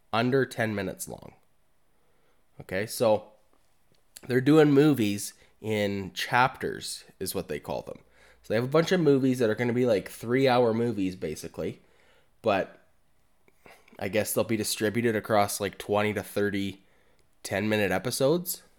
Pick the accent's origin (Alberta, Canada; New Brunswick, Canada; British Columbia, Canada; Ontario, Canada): Alberta, Canada; I'm from Alberta